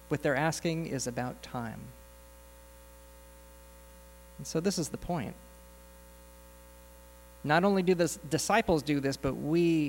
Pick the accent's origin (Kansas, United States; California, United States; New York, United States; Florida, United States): California, United States; Southern; I grew up in Southern California